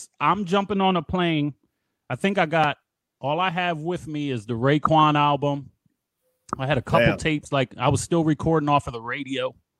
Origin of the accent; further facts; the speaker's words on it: Philadelphia, Pennsylvania, United States; Like, I'm from Philly, so everything is harsh.